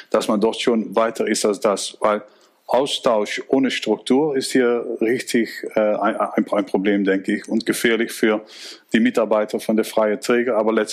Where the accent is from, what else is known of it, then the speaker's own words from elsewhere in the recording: Netherlands; German is a second language; zum Beispiel mein Heimatland, die Niederlande macht das im Sicherheitshaus